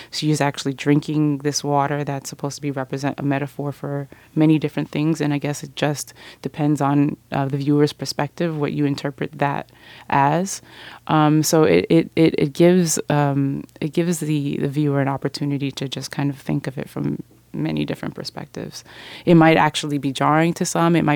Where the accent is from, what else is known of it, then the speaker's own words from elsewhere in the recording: Miami, Florida, United States; because I'm from Miami